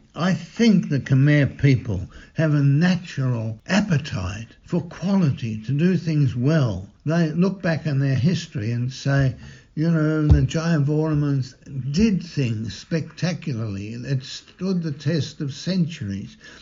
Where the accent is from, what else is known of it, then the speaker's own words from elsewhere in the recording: Melbourne, Victoria, Australia; when I grew up in St James Garden Vale, we'd have over 2,000 people at Mass every Sunday